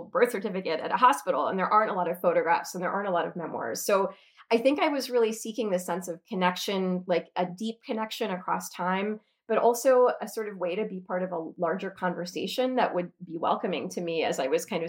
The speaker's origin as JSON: {"language": "English", "country": "United States", "tie": "born or raised there", "also_born_or_lived": "Oxford, United Kingdom", "said": "a slightly rebellious young American kid"}